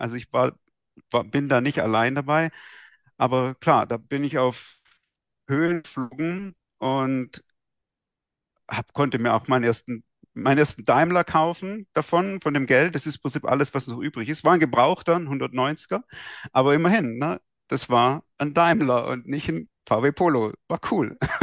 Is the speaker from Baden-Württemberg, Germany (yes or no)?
yes; Esslingen am Neckar, Baden-Württemberg, Germany; ich bin in Esslingen aufgewachsen, bei, mhm. am Neckar, bei Stuttgart